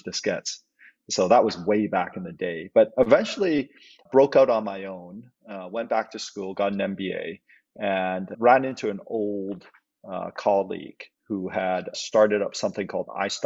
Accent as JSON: {"language": "English", "country": "Canada", "tie": "born or raised there", "also_born_or_lived": "Hong Kong", "said": "I was born in Hong Kong. Parents immigrated to Canada when I was five"}